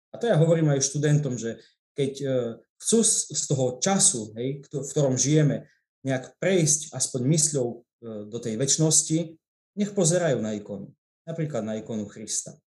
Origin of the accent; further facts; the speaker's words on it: Prešov, Prešov Region, Slovakia; som z Prešova